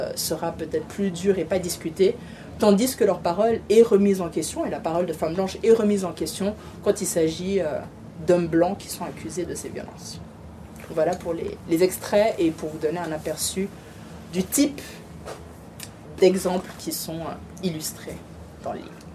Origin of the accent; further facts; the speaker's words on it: Riviera, Vaud, Switzerland; elle est de ma région, on est de la Riviera